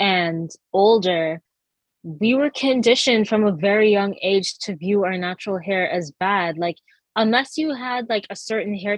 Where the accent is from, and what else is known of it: Massachusetts, United States; born or raised there; also born or lived in Jamaica / Trinidad